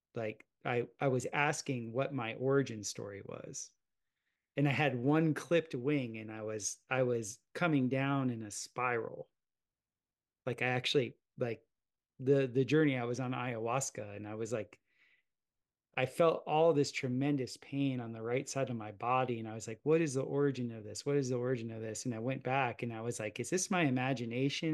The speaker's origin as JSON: {"language": "English", "region": "South Florida", "country": "United States", "tie": "born or raised there", "said": "growing up in South Florida, watching my dad and I would plot hurricanes"}